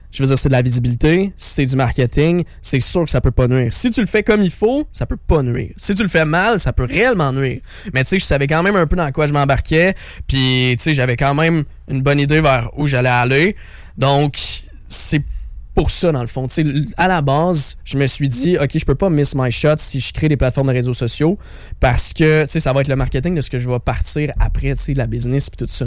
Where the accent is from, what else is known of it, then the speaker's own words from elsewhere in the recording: Quebec, Canada; je viens de la région des Sept Chemins. Donc le Montréal, c'est mon hometown.